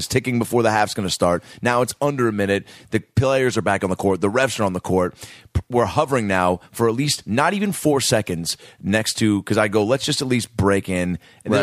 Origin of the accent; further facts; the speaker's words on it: Shoreline, Washington, United States; I grew up in Shoreline